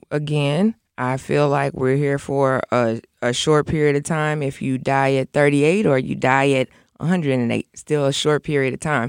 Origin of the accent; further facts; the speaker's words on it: Aurora, Illinois, United States; I'm from Aurora. So a lot of my friends that I went to elementary school with, I'm still friends with like my second grade class